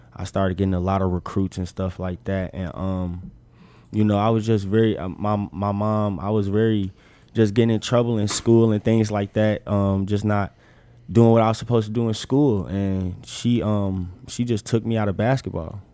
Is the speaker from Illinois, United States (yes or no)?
yes; Chicago, Illinois, United States; moved away as an adult; also born or lived in Arizona; now in Nebraska, United States; where I'm from, I'm from Chicago